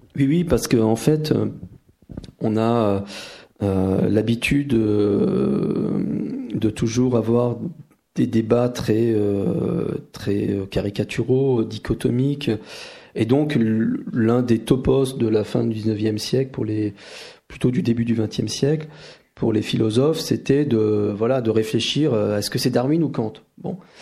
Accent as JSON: {"language": "French", "country": "France", "said": "chez nous en France"}